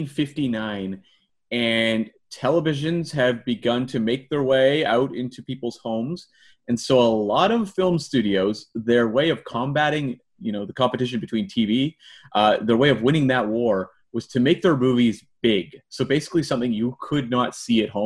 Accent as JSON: {"language": "English", "country": "Canada", "accent": "Canadian", "said": "That's my Canadian accent."}